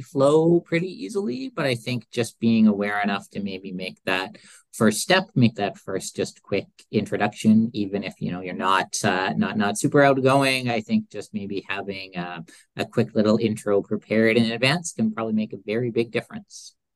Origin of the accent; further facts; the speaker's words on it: Edmonton, Alberta, Canada; being from Edmonton